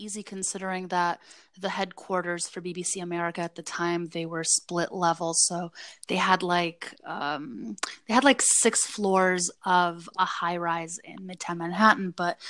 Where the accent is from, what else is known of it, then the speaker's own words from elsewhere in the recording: Saint Petersburg, Russia; English is a second language; also born or lived in New Jersey / New York; now in United States; Former Soviet Union, then St. Petersburg in Russia, then New Jersey, and then New York.